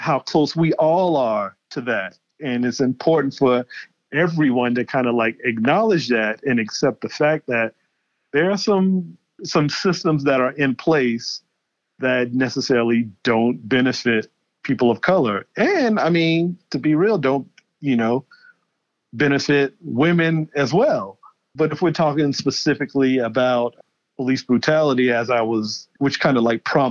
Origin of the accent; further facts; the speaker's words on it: Charleston, South Carolina, United States; I'm born and raised in Charleston, South Carolina